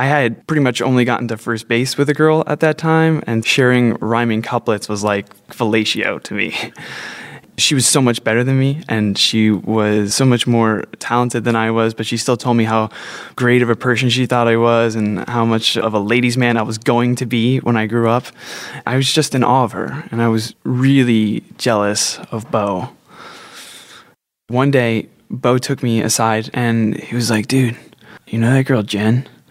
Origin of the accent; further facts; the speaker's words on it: New Jersey, United States; Growing up in New Jersey